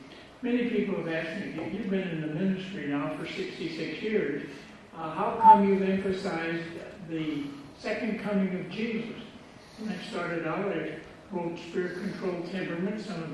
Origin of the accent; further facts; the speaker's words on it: Michigan, United States; and now I'm from Michigan. That's where I get this weird accent. I was just back there last Sunday preaching, and it was neat to be back in my home territory.